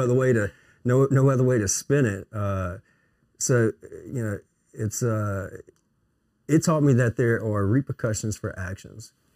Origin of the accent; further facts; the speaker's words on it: Melville, Louisiana, United States; I'm from Melville